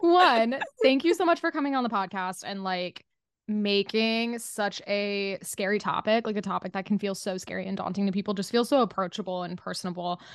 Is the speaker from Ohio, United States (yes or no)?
no; Utah, United States; also born or lived in Southern California / Los Angeles; now in New York, United States; I grew up in Utah and then, like, partially in Southern California, I lived in L A for a second before this